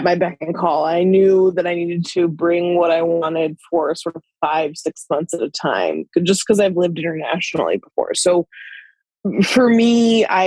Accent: Bozeman, Montana, United States; moved away as an adult; also born or lived in Colorado; I'm from Bozeman, Montana.

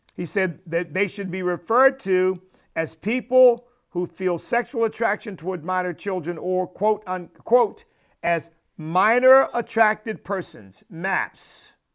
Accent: United States; as an American

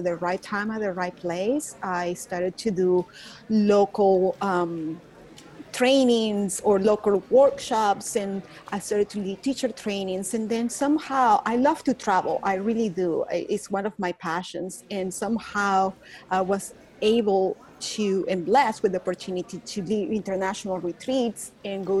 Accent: Caracas, Capital District, Venezuela; accent: Venezuelan; English is a second language; moved away as an adult; now in Dallas, United States; I'm from Caracas, Venezuela. So that's the accent you're hear, but I live in Dallas, Texas. So that's not my Texan accent. It's my Venezuelan

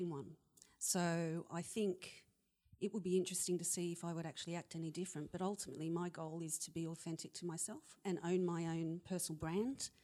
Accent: Australia; moved away; also born or lived in United Kingdom; I'm Australian and I'm female

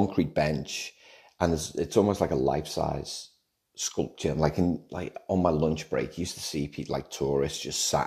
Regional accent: Liverpool, North West England, United Kingdom; growing up in Liverpool, it's about music, lad.

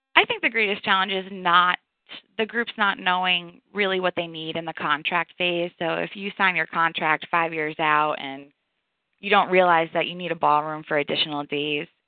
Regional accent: New York, United States; moved away as an adult; now in Atlanta, United States; I am from New York.

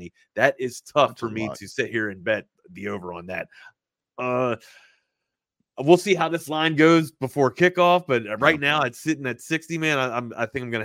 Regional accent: East Coast, United States; moved away; I'm from the East Coast

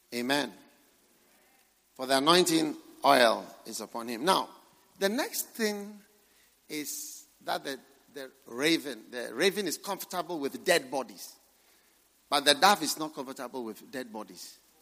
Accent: Ghana; I'm not a full Ghanaian, I'm half Ghanaian.

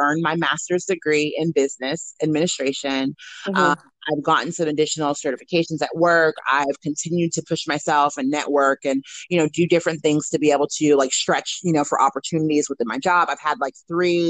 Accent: Portland, Oregon, United States; I'm from Portland.

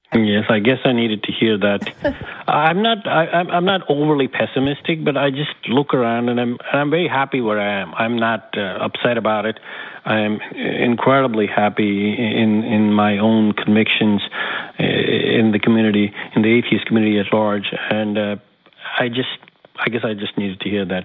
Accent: Jammu and Kashmir, India; now in New York, United States; I was born in Kashmir in India, a very deeply uh, religious uh, city

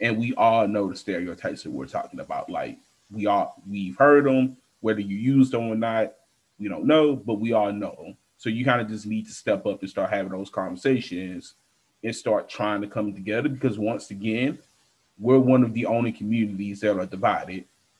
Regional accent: United States; it's because we grew up in America, the racism, slavery.

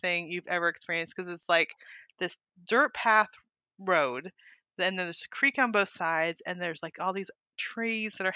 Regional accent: California, United States; moved away as an adult; also born or lived in Montana; now in Arkansas, United States; I'm from California

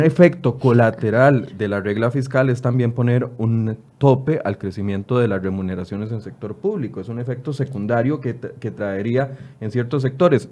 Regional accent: Costa Rica; al final somos todos los costarricenses

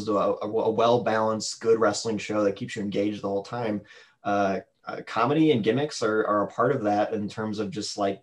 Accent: St. Louis, Missouri, United States; I'm from St. Louis

